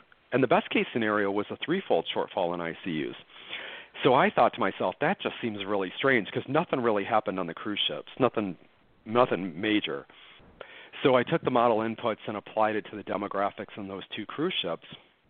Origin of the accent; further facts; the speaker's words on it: United States; I was recreationally, just as an American, following the two cruise ships that were quarantined in February and March.